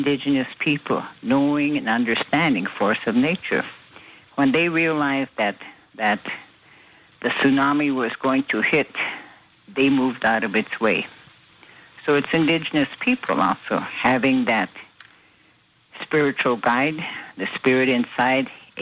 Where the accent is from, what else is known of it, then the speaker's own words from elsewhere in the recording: United States; We as Native American Sioux people, we fast